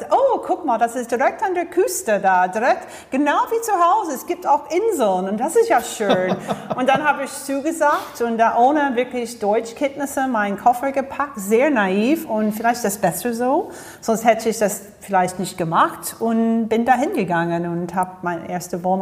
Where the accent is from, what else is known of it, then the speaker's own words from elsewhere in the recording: Florida, United States; German is a second language; moved away as an adult; now in Germany; Ich bin in Florida aufgewachsen und ähm, habe dort studiert und nach dem Mastersabschluss hatte ich dann entschieden, zwei, drei Jahre im Ausland zu gehen